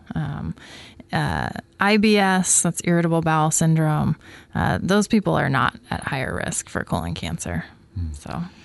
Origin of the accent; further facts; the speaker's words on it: Coquille, Oregon, United States; moved away as an adult; I am actually from Coquille, Oregon